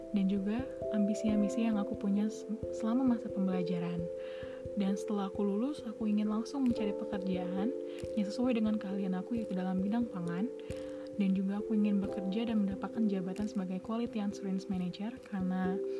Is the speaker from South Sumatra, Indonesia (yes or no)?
yes; Palembang, South Sumatra, Indonesia; moved away as an adult; also born or lived in Lampung; asal dari Palembang